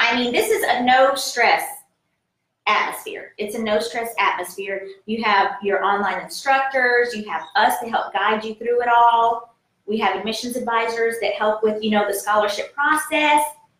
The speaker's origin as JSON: {"language": "English", "town": "Fayetteville", "region": "North Carolina", "country": "United States", "tie": "born or raised there", "said": "I am from North Carolina. My roots are in North Carolina. I tell everybody that."}